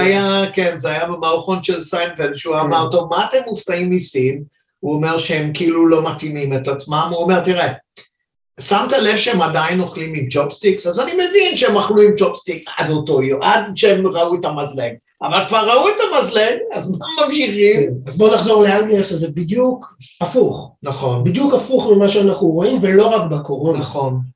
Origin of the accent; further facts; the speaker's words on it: China; now in Israel; אני יליד סין, אז אני יודע מה זה התרבות הזאת